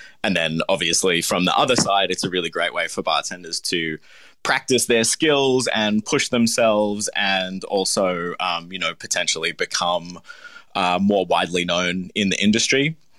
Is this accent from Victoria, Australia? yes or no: yes; Melbourne, Victoria, Australia; I was born in Melbourne. I grew up here, went to primary school here. I moved back to Melbourne permanently about 11 years ago.